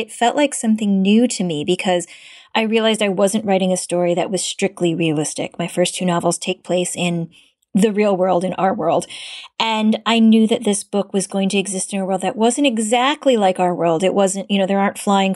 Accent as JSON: {"language": "English", "town": "Cleveland", "region": "Ohio", "country": "United States", "tie": "born or raised there", "said": "I was born in the U.S. I'm from Ohio, but I grew up in places where there weren't very many Asian Americans"}